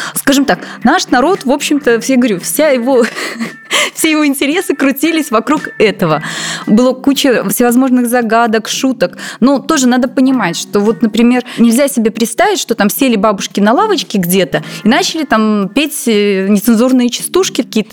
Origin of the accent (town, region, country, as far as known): Belarus